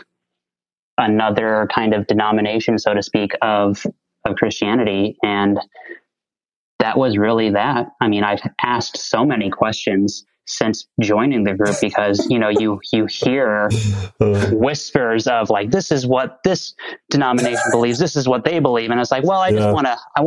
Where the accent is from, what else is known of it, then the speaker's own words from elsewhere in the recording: Texas, United States; I'm a Texas boy, so it's probably not a surprise to hear that I grew up in the Southern Baptist Convention